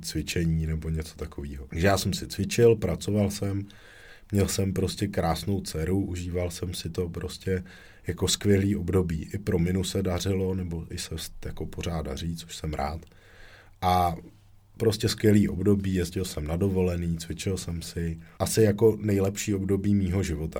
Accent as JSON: {"language": "Czech", "town": "Děčín", "region": "Ústí nad Labem Region", "country": "Czechia", "said": "u nás v Děčíně"}